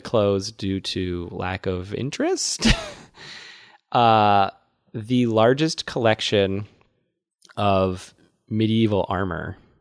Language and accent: English; Worcester, Massachusetts, United States; That's my hometown